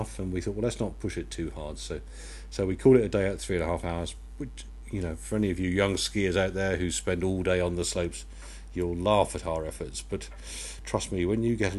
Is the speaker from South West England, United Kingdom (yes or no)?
yes; Yeovil, South West England, United Kingdom; we're from Yeovil in Somerset